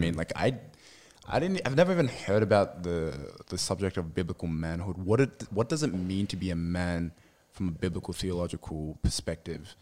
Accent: Sydney, New South Wales, Australia; also born or lived in Lebanon; I grew up in Sydney, I was born here and raised here

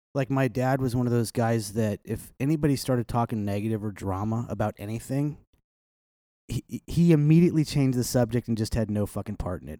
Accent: Kansas City, Missouri, United States; I grew up in South Kansas City

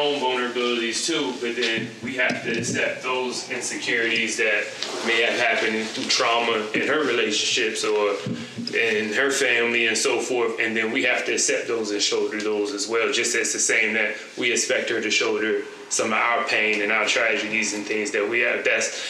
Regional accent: New Jersey, United States; I'm from Jersey

